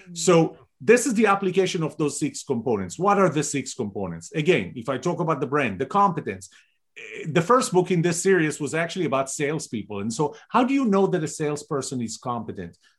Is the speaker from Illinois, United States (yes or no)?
no; Texas, United States; We're both original from Texas